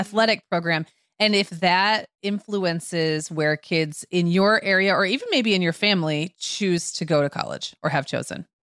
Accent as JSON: {"language": "English", "region": "Upper Peninsula of Michigan", "country": "United States", "tie": "born or raised there", "moved": "yes", "said": "I grew up in the Upper Peninsula of Michigan"}